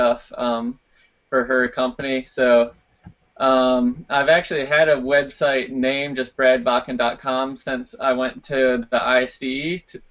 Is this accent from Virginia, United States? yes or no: yes; Virginia, United States; that's where I grew up in Virginia.